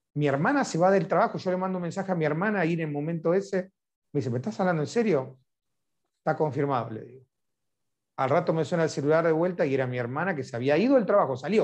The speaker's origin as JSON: {"language": "Spanish", "town": "Lanús", "region": "Buenos Aires Province", "country": "Argentina", "said": "yo soy del barrio de Lanús"}